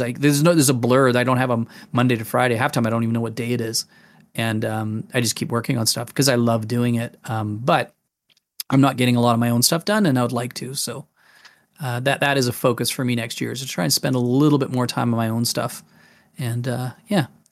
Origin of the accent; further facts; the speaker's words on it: Manitoba, Canada; also born or lived in England; now in Calgary, Canada; we came from England and moved to Manitoba, and I grew up in Manitoba as a kid